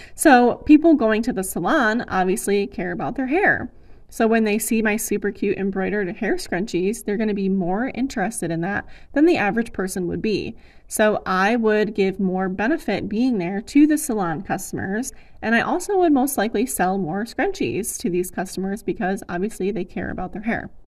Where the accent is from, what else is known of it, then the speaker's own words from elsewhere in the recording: Ann Arbor area, Michigan, United States; The biggest one in my hometown area is the Ann Arbor Art Fair.